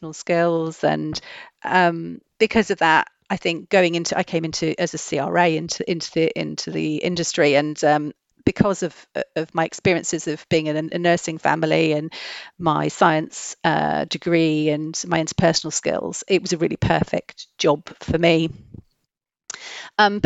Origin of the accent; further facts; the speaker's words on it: Wales, United Kingdom; I grew up in Wales in a really small rural village.